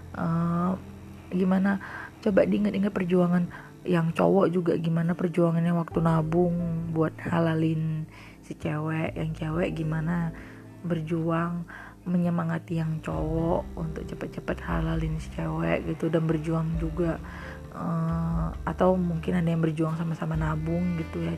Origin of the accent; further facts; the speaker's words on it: Padang, West Sumatra, Indonesia; kita orang Padang